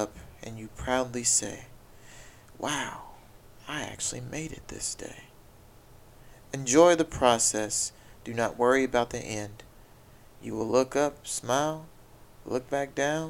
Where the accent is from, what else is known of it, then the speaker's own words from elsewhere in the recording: Haughton, Louisiana, United States; I grew up in Houghton, Louisiana.